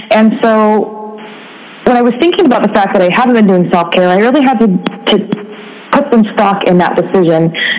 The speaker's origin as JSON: {"language": "English", "region": "Oregon", "country": "United States", "tie": "born or raised there", "moved": "as an adult", "lives_now": "San Diego, United States", "said": "For many years, I had wanted to move away from my home state of Oregon"}